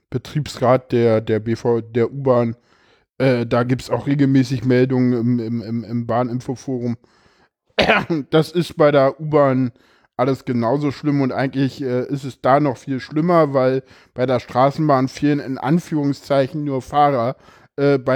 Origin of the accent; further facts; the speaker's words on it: East Germany, Germany; ja, ich bin Ossi, ich darf das.